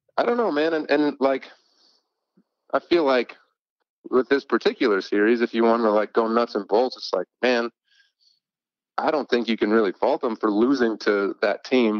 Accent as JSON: {"language": "English", "region": "Michigan", "country": "United States", "tie": "born or raised there", "moved": "yes", "lives_now": "Nashville, United States", "said": "I grew up in Michigan, so I've been around, my family's from Chicago"}